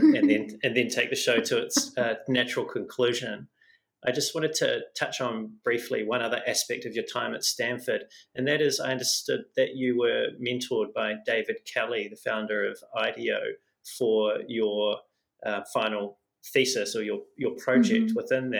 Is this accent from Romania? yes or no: no; Wellington, New Zealand; And I'm from Wellington. And don't get me wrong, I love Wellington, but it's not Silicon Valley.